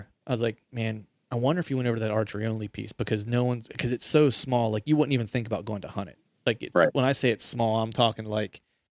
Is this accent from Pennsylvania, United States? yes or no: yes; Bedford, Pennsylvania, United States; I grew up near Bedford, Pennsylvania